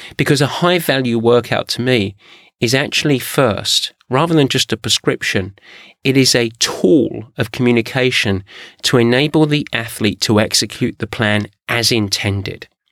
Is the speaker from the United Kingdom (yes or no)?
yes; England, United Kingdom; I'm English